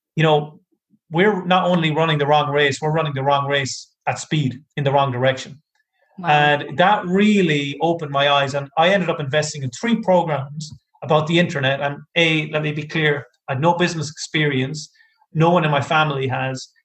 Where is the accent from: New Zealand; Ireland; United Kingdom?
Ireland; I'm from Ireland.